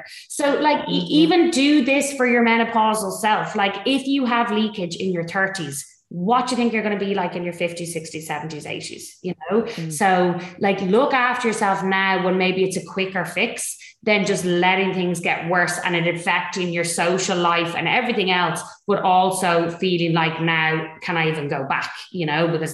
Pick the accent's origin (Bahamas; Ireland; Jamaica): Ireland; Dublin, Leinster; So I'm North Dublin representing. The posh part of the north side, they say I'm from Clontarf